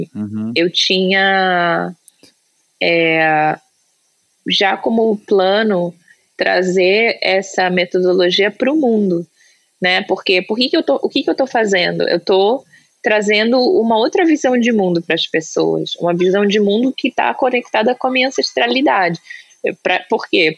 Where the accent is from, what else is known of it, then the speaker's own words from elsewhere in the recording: Brazil; now in United States; eu sou brasileira